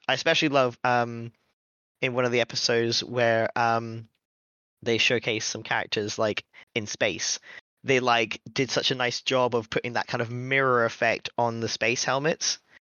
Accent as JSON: {"language": "English", "country": "United Kingdom", "said": "we're British"}